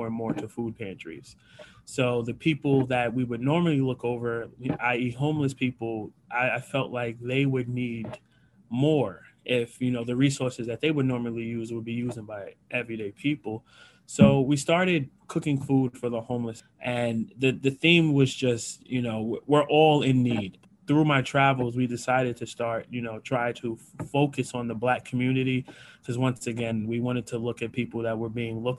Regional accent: New York City, New York, United States; moved away as an adult; also born or lived in Philadelphia area, Pennsylvania; I'm from Queens, New York, born and raised.

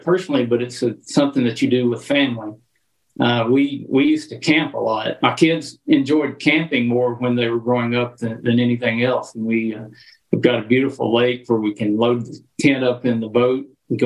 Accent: Arkansas, United States; growing up in Arkansas

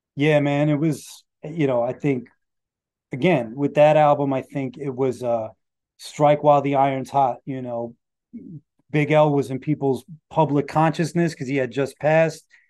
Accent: New York City, New York, United States; Rockaway Beach, where I'm from

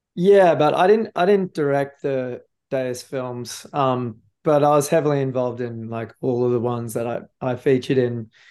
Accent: Noosa, Queensland, Australia; come to my hometown

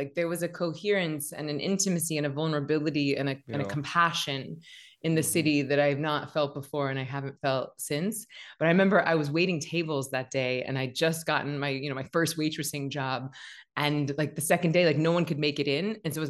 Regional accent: Tallahassee, Florida, United States; I'm basically from Floribama, and it was outrageously talented teachers and community. And I got to study voice and dance and acting since fourth grade. And then my high school in Tallahassee, Florida

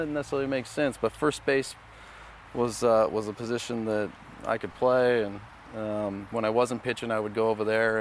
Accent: Southern California, United States; growing up in Southern California

